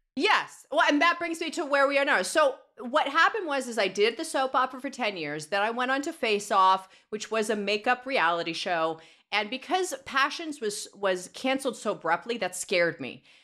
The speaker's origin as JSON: {"language": "English", "town": "Los Angeles", "region": "California", "country": "United States", "tie": "born or raised there", "said": "Born in Van Nuys"}